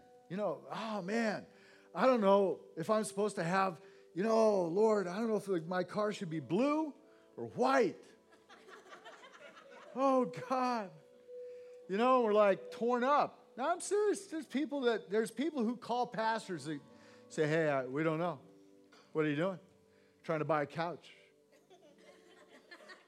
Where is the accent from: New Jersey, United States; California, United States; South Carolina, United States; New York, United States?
California, United States; Santa Cruz; I grew up in Santa Cruz, California, on the coast